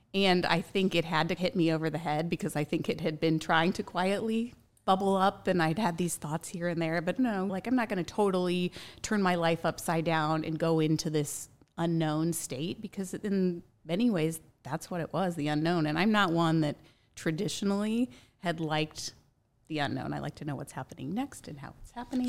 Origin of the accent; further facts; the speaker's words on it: Indianapolis, Indiana, United States; I grew up here in Indianapolis